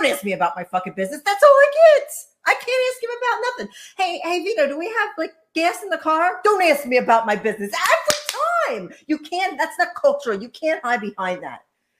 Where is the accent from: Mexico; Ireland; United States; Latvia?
Ireland; You're not forced to eat pasta either, just as I'm not forced to eat potatoes because I'm Irish.